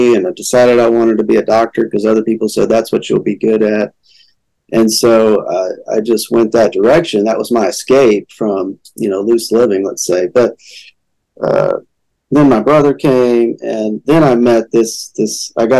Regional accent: Paris, Texas, United States; also born or lived in Austin; Well, Austin and then Paris, Texas.

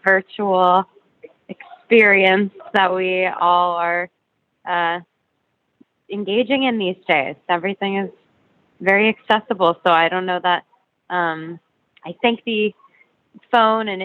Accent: Florida, United States; also born or lived in New York City, United States; now in Brooklyn, United States; I grew up in Florida, but I was born in the city

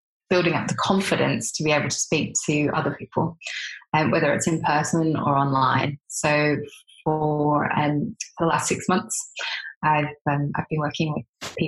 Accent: Australia; if people don't recognize my accent, that I am Australian

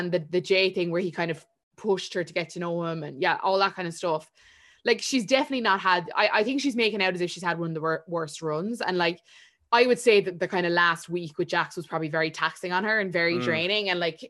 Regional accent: Swansea, Wales, United Kingdom; Paige is like, she's this Brazilian bombshell and I'm a paramedic from Swansea.

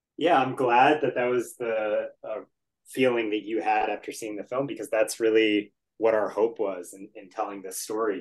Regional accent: Washington, District of Columbia, United States; I grew up in the Washington area.

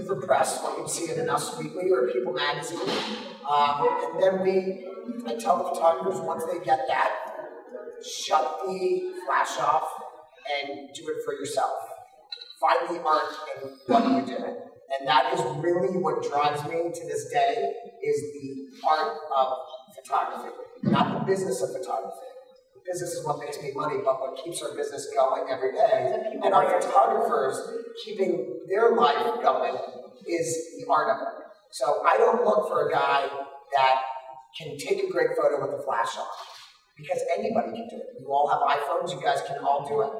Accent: Pinecrest, Florida, United States; I grew up in Pinecrest

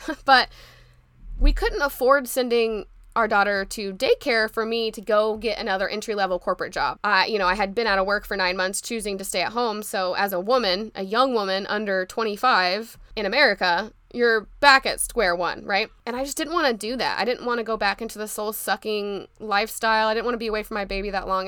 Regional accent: Indianapolis, Indiana, United States; pharmacy school back in my hometown at Butler University

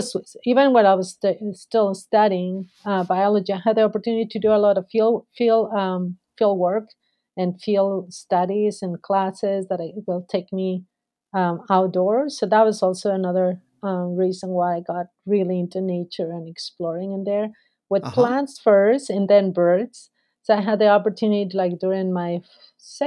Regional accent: Peru; moved away; So I grew up in a city, but I have a lot of opportunities to go into like the countryside, and especially growing up in Peru

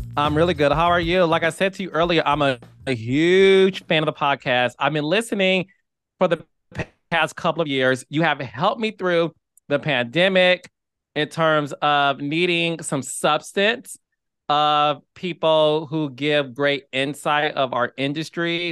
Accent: Detroit, Michigan, United States; moved away as an adult; born and raised in Detroit, Michigan, left Detroit

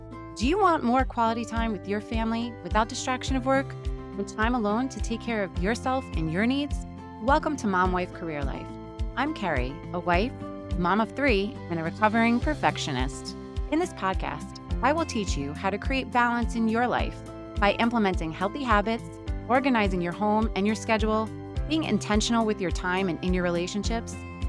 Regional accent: New York City, New York, United States; moved away as an adult; also born or lived in Long Island / Staten Island; now in Cranford, United States; I was born and raised in Queens, New York, right next to Aqueduct Racetrack. I lived there until I went to college, which was out in Long Island.

